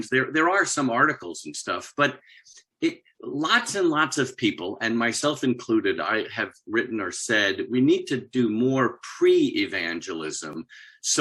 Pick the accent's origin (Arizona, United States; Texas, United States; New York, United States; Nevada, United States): New York, United States; now in Virginia, United States; right now I live in Virginia in the U.S., right outside of Washington, D.C. I'm originally from New York.